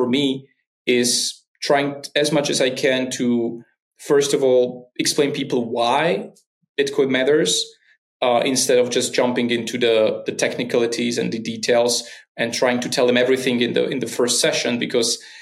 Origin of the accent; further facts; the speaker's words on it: Slovakia; in my hometown, we had this most famous rapper in Slovakia was kind of from my hometown.